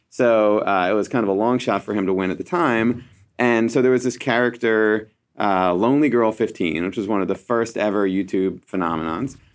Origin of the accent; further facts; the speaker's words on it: Philadelphia, Pennsylvania, United States; I'm from Philadelphia